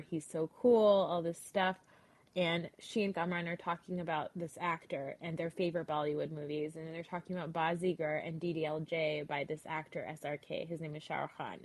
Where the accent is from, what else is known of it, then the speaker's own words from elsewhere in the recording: New Jersey, United States; I am a Pakistani American girl from New Jersey